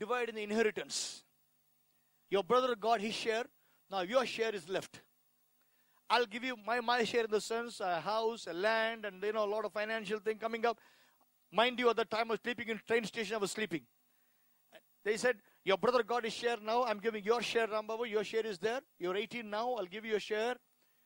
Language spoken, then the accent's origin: English; India; born or raised there